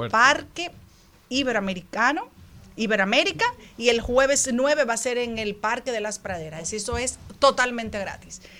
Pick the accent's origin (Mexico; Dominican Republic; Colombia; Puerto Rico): Dominican Republic; como dominicanos